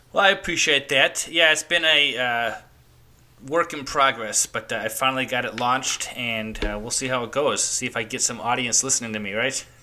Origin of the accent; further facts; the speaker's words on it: Chicago, Illinois, United States; I grew up in Chicago. I grew up in Chicago